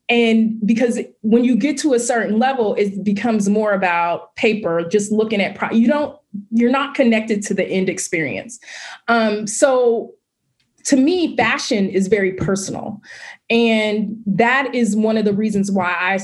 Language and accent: English; Oakland, California, United States; I grew up, born and raised in Oakland, California